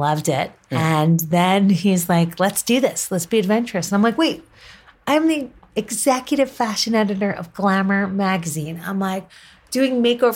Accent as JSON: {"language": "English", "town": "Livingston", "region": "New Jersey", "country": "United States", "tie": "born or raised there", "also_born_or_lived": "New York City", "moved": "as an adult", "lives_now": "Los Angeles, United States", "said": "I was born in New York City, raised in Livingston, New Jersey"}